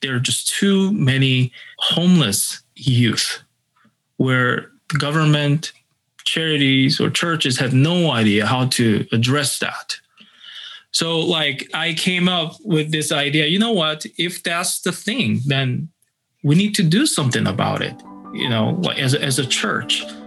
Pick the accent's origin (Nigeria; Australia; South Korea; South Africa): South Korea; now in Minneapolis, United States; I'm originally from South Korea